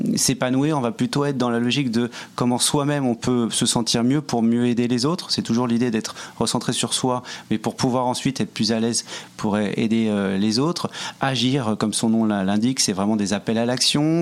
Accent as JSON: {"language": "French", "town": "Paris", "region": "Île-de-France", "country": "France", "moved": "yes", "lives_now": "Montreal, Canada", "said": "on est français tous les deux, euh, parisien pour ma part"}